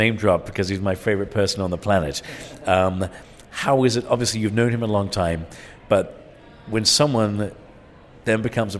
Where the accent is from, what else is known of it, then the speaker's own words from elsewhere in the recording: Ireland; also born or lived in England; Well, I have to tell you, I grew up in Ireland and England